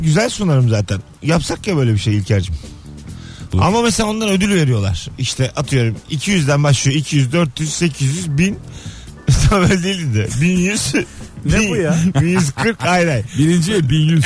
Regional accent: Bursa, Turkey; Bursalıyım ben. yirmi sene yaşadım

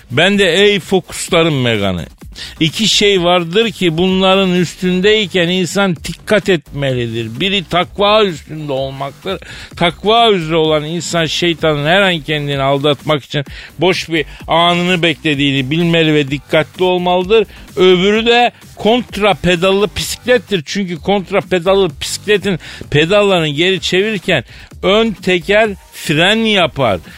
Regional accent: Elazığ Province, Turkey; Ben de e, ben Malatyalı değil Elazığlıyım yavrum dedim.

